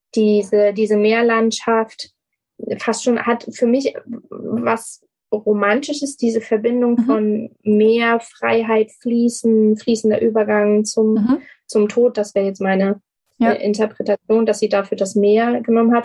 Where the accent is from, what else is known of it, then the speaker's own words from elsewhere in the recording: Germany; hier bei uns in Deutschland